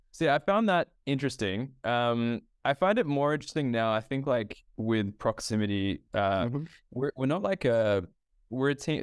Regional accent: Australia; also born or lived in Ethiopia; I grew up in Australia, um, in across Australia, but I'm originally from Ethiopia. So my family is from Ethiopia

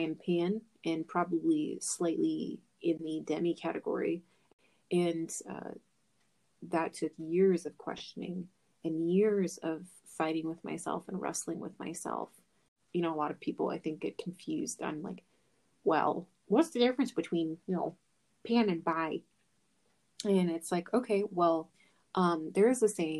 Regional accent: Midwest, United States; I was born in the Midwest

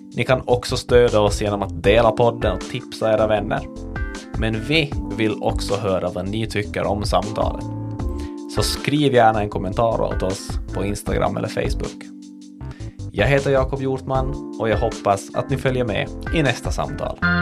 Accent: Kvevlax, Ostrobothnia, Finland; moved away; min hemby Kvävlax och prata den dialekt jag är uppvuxen med

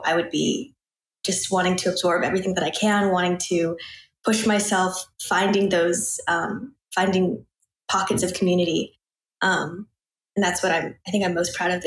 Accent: Portland, Oregon, United States; moved away as an adult; also born or lived in New York; I'm from Portland, Oregon. So West Coast

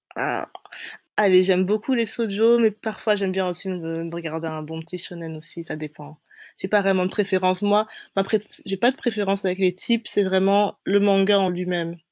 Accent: Brussels, Brussels-Capital Region, Belgium; je suis bruxelloise, une petite belge, j'ai nègre, je suis née et j'ai grandi là-bas

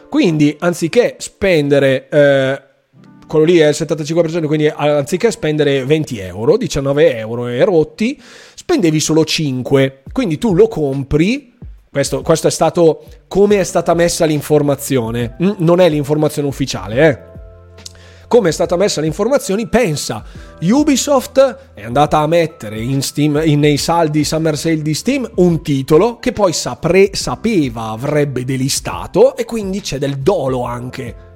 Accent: Friuli-Venezia Giulia, Italy; io che sono friulano

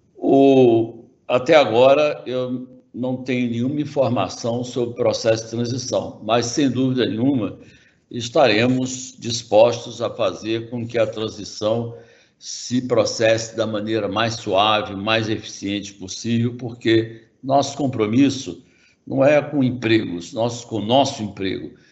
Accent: Brazil; como brasileiro

